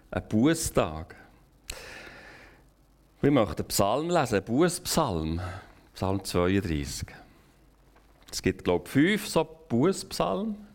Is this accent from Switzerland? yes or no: yes; Switzerland; wir können als Schweizer, als vielleicht als ganze westliche Kultur eigentlich nur noch beten.